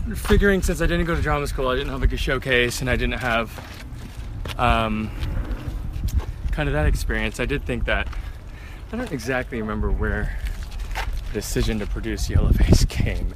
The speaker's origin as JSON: {"language": "English", "area": "Orange County", "region": "California", "country": "United States", "tie": "born or raised there", "moved": "as an adult", "lives_now": "London, United Kingdom", "said": "I grew up in Orange County, California, not too far from here."}